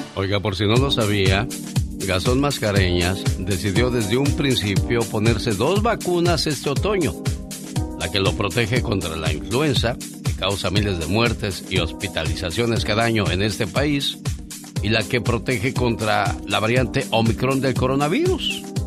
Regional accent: Guanajuato, Mexico; moved away; Un día salí de Guanajuato, pero Guanajuato nunca salió de mí.

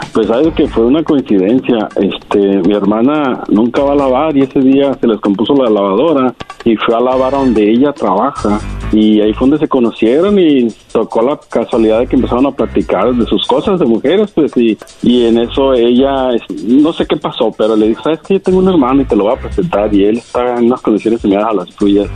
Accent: Jalisco, Mexico; yo soy de Jalisco

